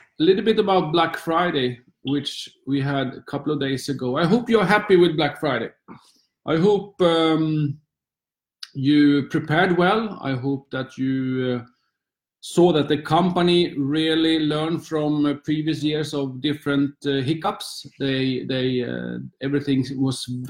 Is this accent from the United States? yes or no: no; Sweden; also born or lived in Luxembourg; now in London, United Kingdom; Since I was a little boy in Sweden